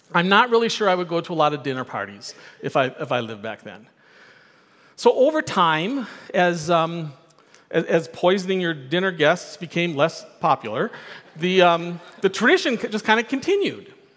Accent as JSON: {"language": "English", "town": "Milwaukee", "region": "Wisconsin", "country": "United States", "tie": "born or raised there", "said": "I grew up in Milwaukee."}